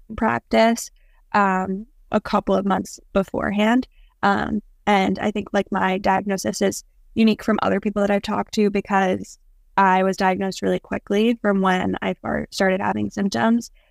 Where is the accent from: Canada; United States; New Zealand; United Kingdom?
United States; Long Island, New York; I'm from Long Island